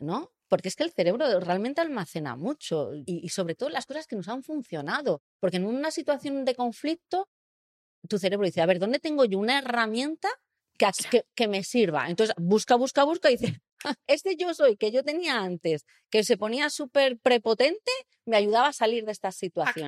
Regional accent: Spain; yo nací en Europa, en el sur de Europa

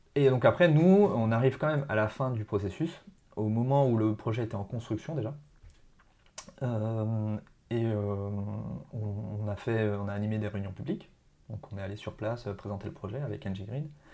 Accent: near Marcoussis, Essonne, Île-de-France, France; une, ville à côté de bah, de là où j'ai grandi en fait

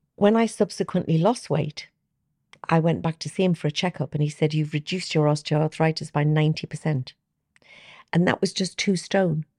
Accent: Newcastle upon Tyne, North East England, United Kingdom; I'm a Geordie

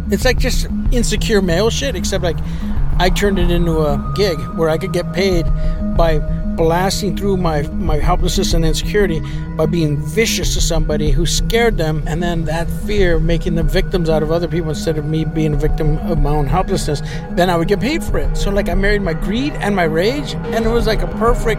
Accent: Los Angeles, California, United States; born there; so I was born in 1961, and I was born in East Los Angeles, the old Maravilla housing projects.

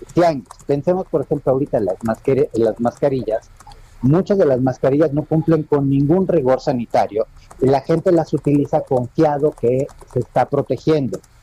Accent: Mexico

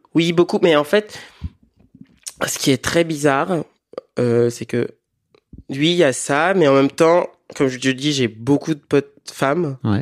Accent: Benin; moved away as an adult; now in France; j'ai grandi au Bénin, en Afrique de l'Ouest, et je suis arrivé en France ça fait dix ans

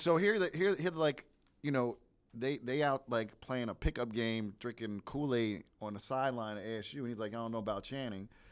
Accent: New Jersey, United States; I'm from New Jersey

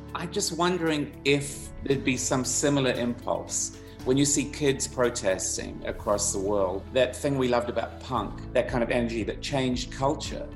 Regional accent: Auckland, New Zealand; I grew up in Auckland, New Zealand

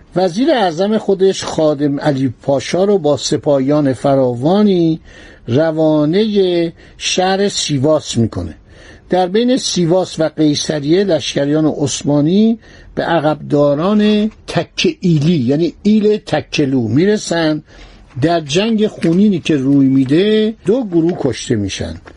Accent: Iran; من ایرانی هستم

